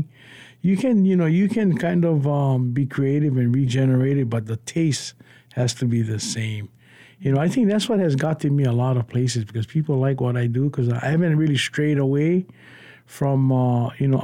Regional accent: Laie, Hawaii, United States; growing up in Leia with a mixture of Polynesia

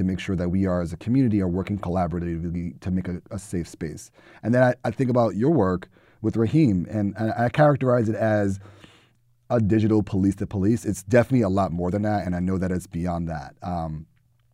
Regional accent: New York City, New York, United States; I grew up in the Bronx

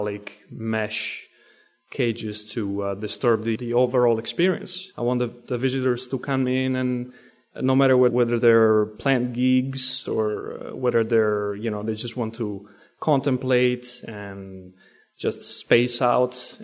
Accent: Italy; moved away as an adult; now in United States; I come from Italy, and I was raised there till the age of about 24.

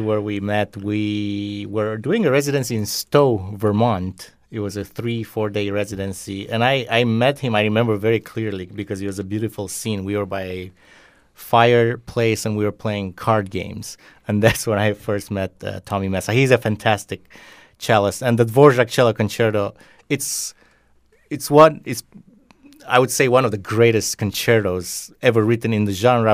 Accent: Romania; also born or lived in Bucharest, Romania; they moved me from my hometown to the capital of Romania, Bucharest

